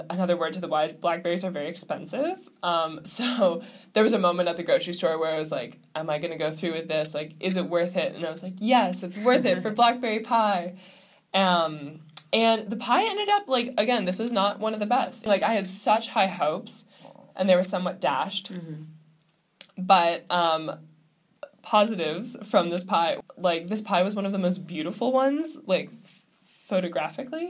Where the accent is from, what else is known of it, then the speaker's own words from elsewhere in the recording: Midwest, United States; growing up in the Midwest